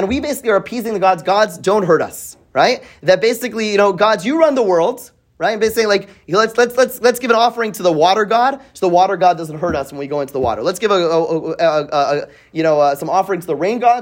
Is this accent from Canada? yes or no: yes; Canada; I grew up in Canada